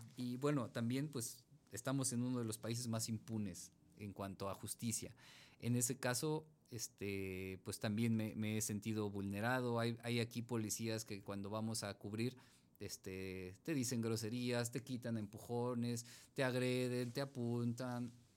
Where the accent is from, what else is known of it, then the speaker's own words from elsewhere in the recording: Mexico City, Mexico; yo, yo crecí en Iztapalapa